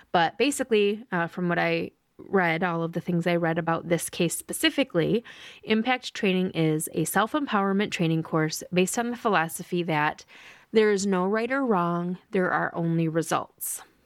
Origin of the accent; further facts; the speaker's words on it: Lansing, Michigan, United States; I was born and raised in Lansing, Michigan